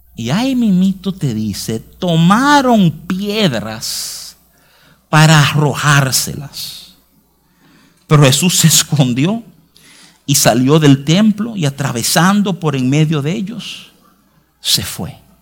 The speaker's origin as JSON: {"language": "Spanish", "region": "New York", "country": "United States", "tie": "born or raised there", "moved": "yes", "lives_now": "Santo Domingo, Dominican Republic", "said": "yo, me crié en Nueva York"}